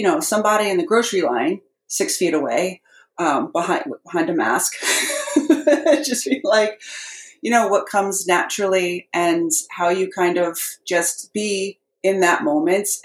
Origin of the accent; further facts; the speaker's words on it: Lower Hudson Valley of New York, United States; accent: New York; moved away as an adult; also born or lived in Boston, Massachusetts; I grew up in the Lower Hudson Valley of New York with parents who had a very strong Massachusetts accent